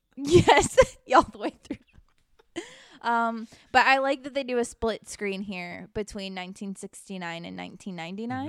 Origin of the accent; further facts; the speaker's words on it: the South, United States; I grew up in the South